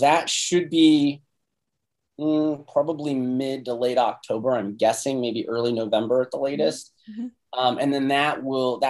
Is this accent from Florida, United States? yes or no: no; Phoenix, Arizona, United States; also born or lived in Renton, Washington; our family moved back to Phoenix when I was like four. So basically I grew up here